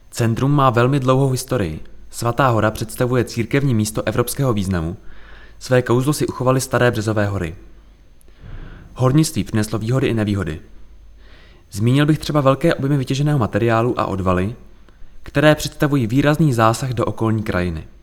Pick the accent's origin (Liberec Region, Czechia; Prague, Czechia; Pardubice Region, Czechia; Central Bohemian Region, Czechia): Prague, Czechia; now in Řevnice, Czechia; Dojížděl jsem z Prahy do Hudčic u Březnice, odkud pochází můj otec.